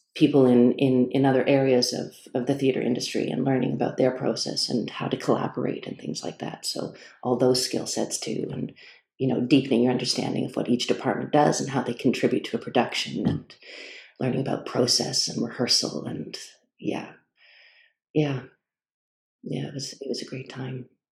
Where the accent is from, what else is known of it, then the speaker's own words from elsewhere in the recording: Toronto, Ontario, Canada; moved away as an adult; also born or lived in Montreal; now in Stratford, Canada; I'm from Toronto originally